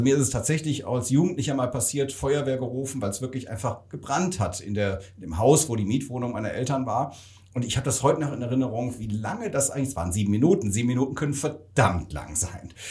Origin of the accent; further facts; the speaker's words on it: Rhineland, Germany; komme ich auch aus dem Rheinland